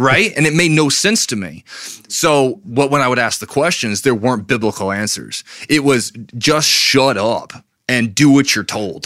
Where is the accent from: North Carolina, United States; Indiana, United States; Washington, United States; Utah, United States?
North Carolina, United States; Brevard; also born or lived in Charlotte, North Carolina; we lived in Charlotte till I was ten. We moved from Charlotte to Brevard.